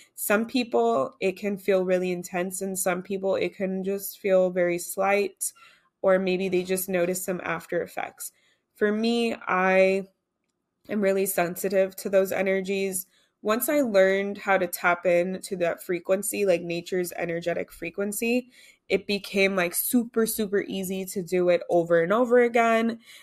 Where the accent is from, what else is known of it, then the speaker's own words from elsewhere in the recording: United States; I'm American